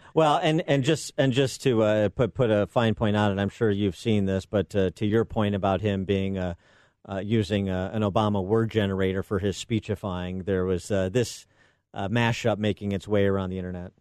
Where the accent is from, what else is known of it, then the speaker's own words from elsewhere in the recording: Illinois, United States; my home state here of Illinois